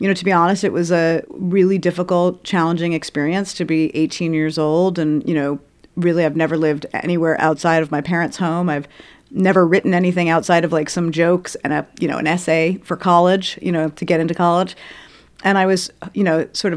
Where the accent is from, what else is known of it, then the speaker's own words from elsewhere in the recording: New York City, New York, United States; I'm from Brooklyn